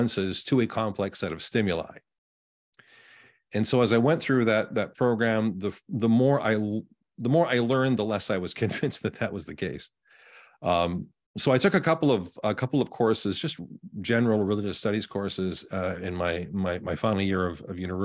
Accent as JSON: {"language": "English", "town": "Winnipeg", "region": "Manitoba", "country": "Canada", "tie": "born or raised there", "moved": "yes", "lives_now": "Indiana, United States", "said": "I was born and raised in Canada, on the prairies, right in the middle of the country in Winnipeg, Canada"}